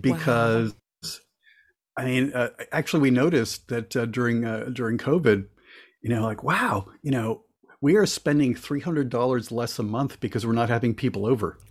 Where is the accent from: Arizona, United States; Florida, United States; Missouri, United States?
Florida, United States; also born or lived in Cuba; I was born in Cuba and came over when I was a little kid, and we lived in Florida for a good chunk of my childhood